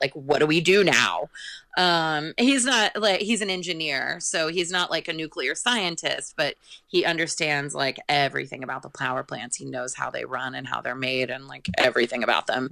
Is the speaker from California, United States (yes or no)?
yes; California, United States; also born or lived in Monroeville, Pennsylvania / Santa Cruz, California; I'm definitely a California girl, even though I was born in Pennsylvania